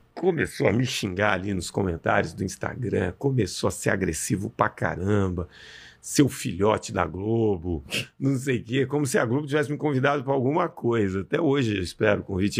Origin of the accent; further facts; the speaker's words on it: Belo Horizonte, Minas Gerais, Brazil; eu sou mineiro árabe, nasci em Belo Horizonte